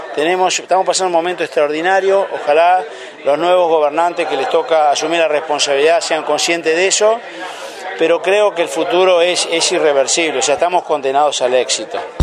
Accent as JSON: {"language": "Spanish", "region": "Entre Ríos", "country": "Argentina", "also_born_or_lived": "Uruguay", "said": "yo provengo de la provincia de Entre Ríos"}